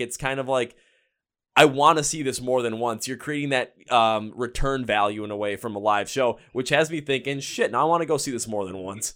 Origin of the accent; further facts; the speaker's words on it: Milwaukee, Wisconsin, United States; I'm from Milwaukee